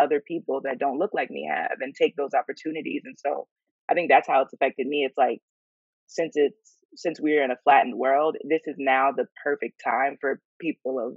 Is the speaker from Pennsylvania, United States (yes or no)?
yes; York, Pennsylvania, United States; moved away as an adult; also born or lived in Philadelphia, Pennsylvania; now in New York, United States; I'm from York, Pennsylvania. There's, you know, Amish people close to us in Lancaster